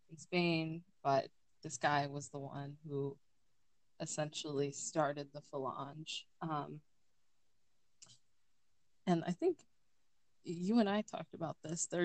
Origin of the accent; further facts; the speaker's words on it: California, United States; I'm from California.